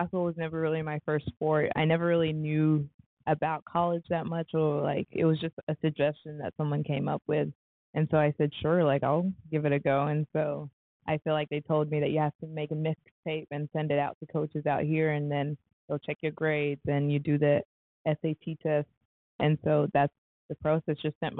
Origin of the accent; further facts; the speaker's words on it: Ethiopia; born there; especially how I never actually lived in South Sudan. I was born in Ethiopia.